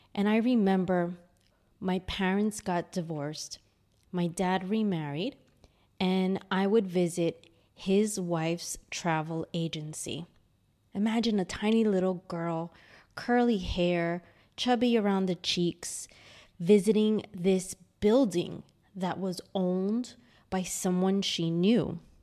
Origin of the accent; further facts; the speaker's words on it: New York City, New York, United States; moved away as an adult; now in Sydney, Australia; I grew up in a six hundred and fifty square foot apartment in Astoria, Queens, New York